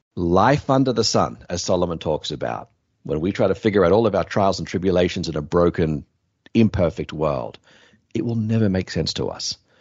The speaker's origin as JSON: {"language": "English", "country": "Australia", "tie": "born or raised there", "said": "My home country is Australia"}